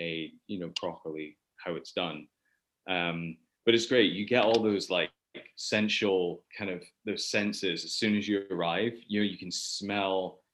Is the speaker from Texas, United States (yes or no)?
yes; Texas, United States; moved away as an adult; also born or lived in Houston; now in Scotland; I was born in Scotland, but raised in Texas.